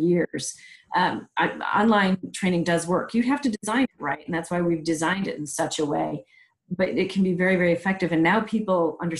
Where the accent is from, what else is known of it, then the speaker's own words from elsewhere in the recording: Michigan, United States; I'm from Michigan, so I went mm-hmm. to State for graduate school.